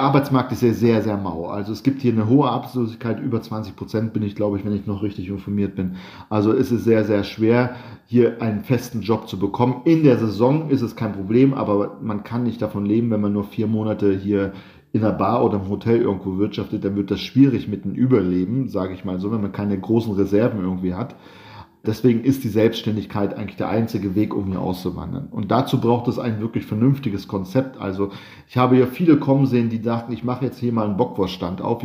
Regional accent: Germany; moved away as an adult; now in Sardinia, Italy; wir als Deutsche doch mehr Sprachen sprechen. Wir sprechen ein gutes Englisch, wir sprechen Deutsch

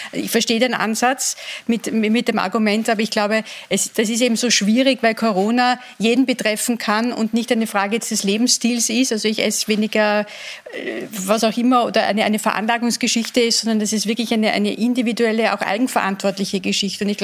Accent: Vienna, Austria; Und dann, sind wir alle in den Lockdown gegangen und sind mit dieser Mehrfachbelastung, zumindest als Wiener, auch da gewesen.

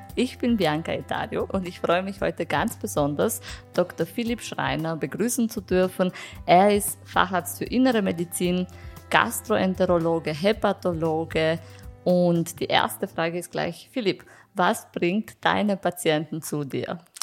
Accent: Romania; now in Vienna, Austria; ich komme ursprünglich aus Rumänien

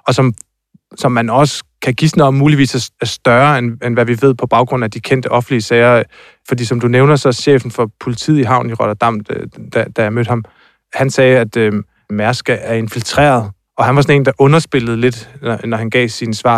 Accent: near Tåsinge, southern Funen, Southern Denmark, Denmark; nede på Tosinge, tæt på, hvor jeg er fra, nede i det sydfynske

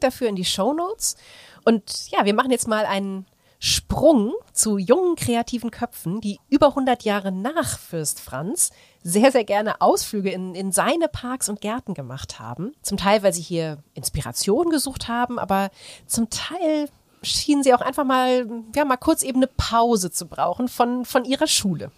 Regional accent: Aachen, North Rhine-Westphalia, Germany; Ich komme ja aus Aachen.

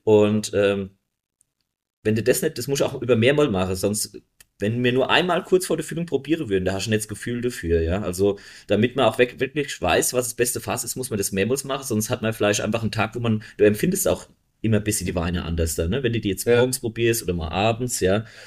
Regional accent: Bechtheim, Rhineland-Palatinate, Germany; bei uns in Beestheim

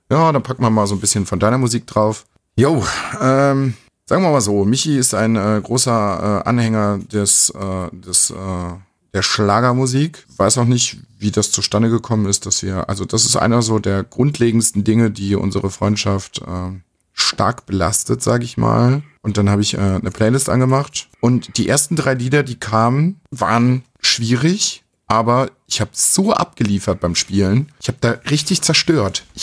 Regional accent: Coburg, Bavaria, Germany; bei uns in Coburg

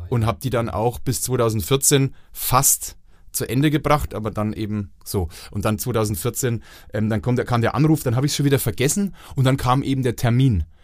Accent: Franconia, Bavaria, Germany; accent: Franconian; da muss man als Franke schon nochmal den Rotstift

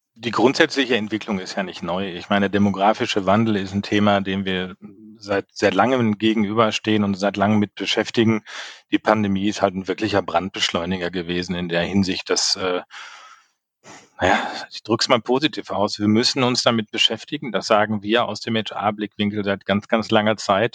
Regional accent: Sauerland, North Rhine-Westphalia, Germany; now in Düsseldorf, Germany; gebürtiger Sauerländer

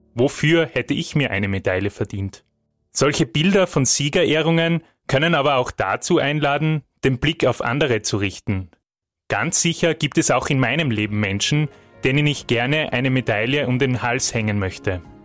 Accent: Austria; bei uns in Österreich

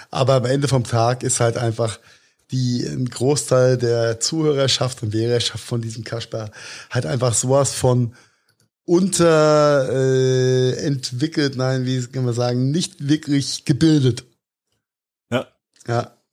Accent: Rhineland-Palatinate, Germany; zwischen Pfalz und Rheinhessen gibt, weil Pfalz ist da, wo der Trump herkommt. Wir kommen aus

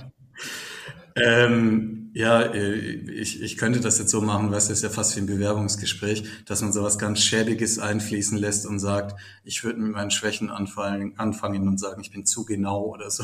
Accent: Baden-Württemberg, Germany; moved away as an adult; now in Düsseldorf, Germany; ich komme aus einem äh, Dorf in Baden

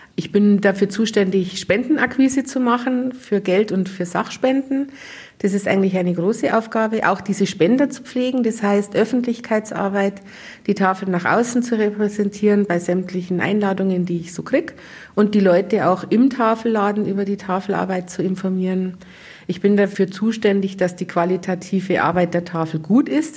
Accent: Munich, Bavaria, Germany; now in Trostberg, Germany; ich komme aus München

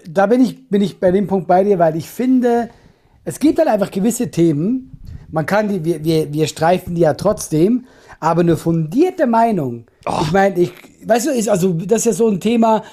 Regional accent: Switzerland; ich bin ein halt Schweizer

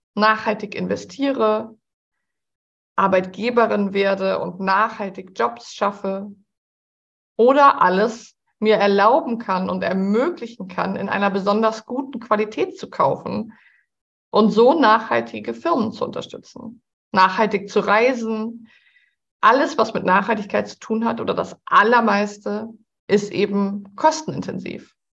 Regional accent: Hamburg, Germany; Ich bin ja Hamburgerin

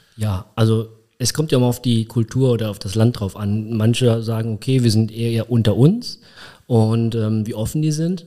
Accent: Koblenz, Rhineland-Palatinate, Germany; Also ich bin mit drei Jahren, dreieinhalb Jahren nach Koblenz gekommen. Mein Papa hat damals ähm, meine Mutter geheiratet und er ist in dem Zeitpunkt in 1980 nach Koblenz gezogen, um hier zu arbeiten. Und dann bin ich halt mitgekommen und hier aufgewachsen

